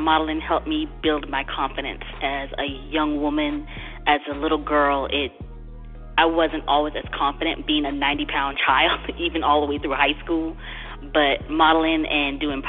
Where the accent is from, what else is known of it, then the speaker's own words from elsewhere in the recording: U.S. Virgin Islands; now in Georgia, United States; I'm originally from St. Thomas, Virgin Islands, born and raised.